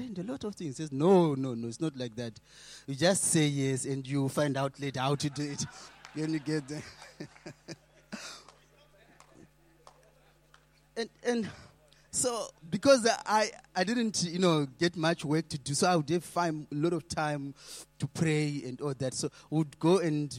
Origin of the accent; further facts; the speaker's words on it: Zimbabwe; moved away; I'm coming from Zimbabwe.